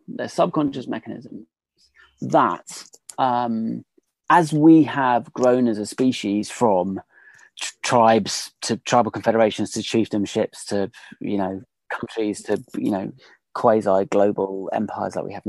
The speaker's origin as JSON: {"language": "English", "country": "Australia", "said": "Absolutely. Well, we as in the Australians."}